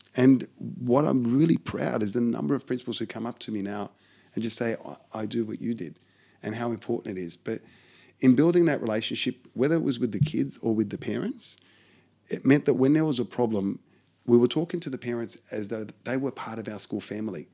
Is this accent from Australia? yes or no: yes; Australia; I'm as Aussie as you can get